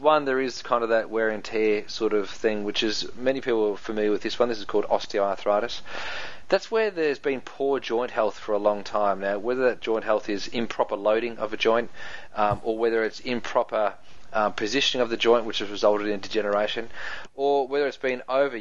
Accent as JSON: {"language": "English", "country": "New Zealand", "accent": "Kiwi", "said": "That's my Kiwi accent coming out there"}